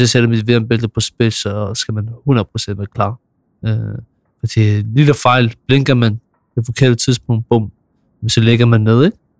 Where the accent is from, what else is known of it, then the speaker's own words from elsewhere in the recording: Copenhagen, Capital Region of Denmark, Denmark; Jeg er fra Nordvest